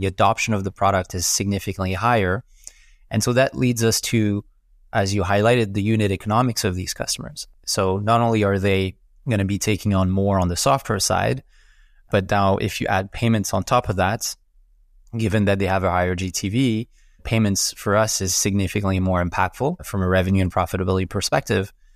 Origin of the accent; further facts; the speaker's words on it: Quebec, Canada; accent: French Canadian; also born or lived in Montreal; as I'm sure you can pick up from my funky accent, I'm, I'm French Canadian, so based out of Montreal